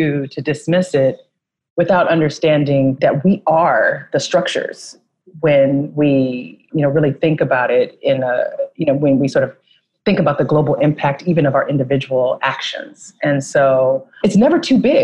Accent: San Francisco, California, United States; I'm from San Francisco, California, and I grew up in a city that's very different than the city it is today

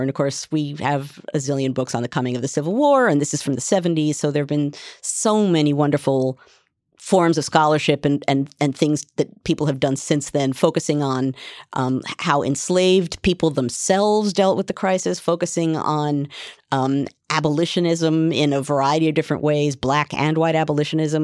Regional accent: United States; as an American

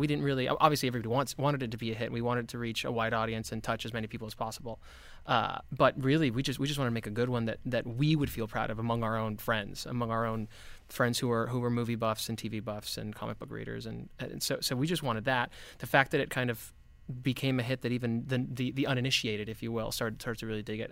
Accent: Miami, Florida, United States; I grew up in Miami

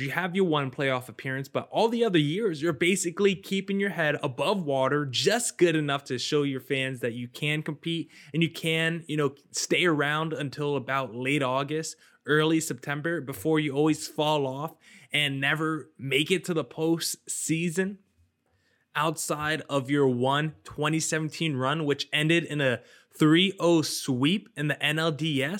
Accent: New Jersey, United States; I grew up in New Jersey

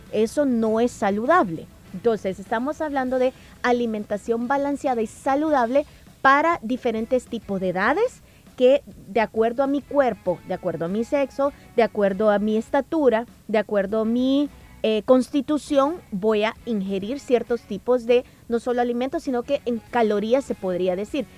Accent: El Salvador; como salvadoreño

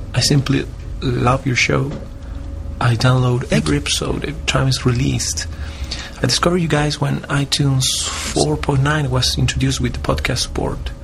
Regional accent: Santiago, Santiago Metropolitan Region, Chile; English is a second language; I'm from Santiago, Chile. Yes, South America.

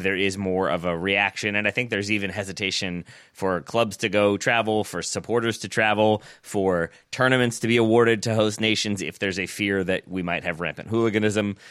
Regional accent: United States; as an American

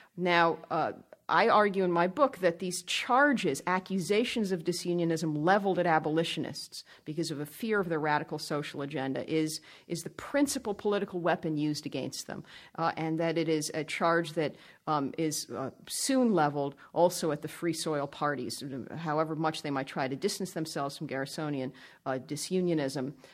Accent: Northern Virginia, United States; They settled in Northern Virginia, which is where I grew up, went to the public schools there

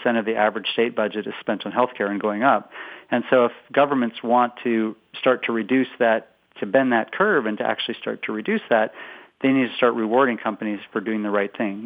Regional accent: West Coast, United States; moved away as an adult; now in Boston, United States; I'm originally from the West Coast, but now I've been in Boston about 17 years

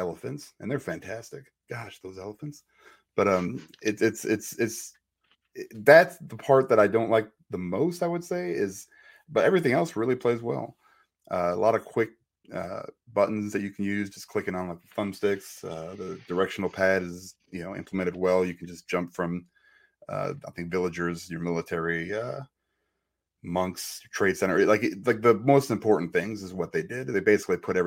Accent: Chicago, Illinois, United States; moved away; I'm from Chicago

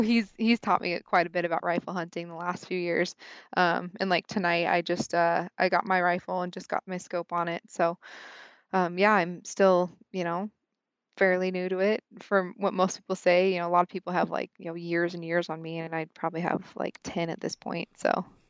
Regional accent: Idaho, United States; I am from Idaho, um, born and raised here

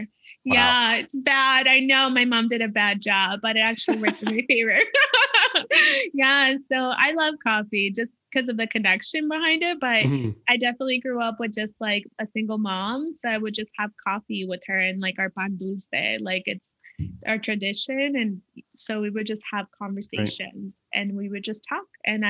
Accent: California, United States; No, I'm from California.

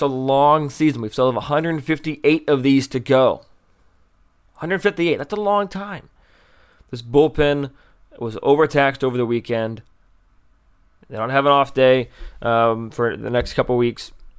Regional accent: Bloomington, Illinois, United States; We grew up in Bloomington, Illinois, but loved their Stanley Cup run

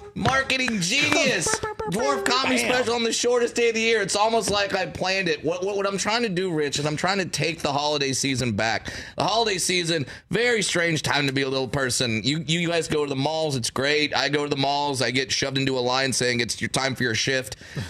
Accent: Orange County, California, United States; I grew up in Orange County, California

